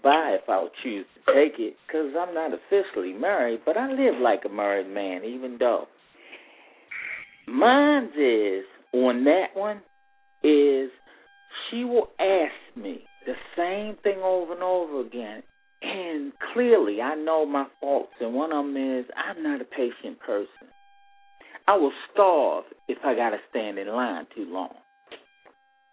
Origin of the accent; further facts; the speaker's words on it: Maryland, United States; I'm from Maryland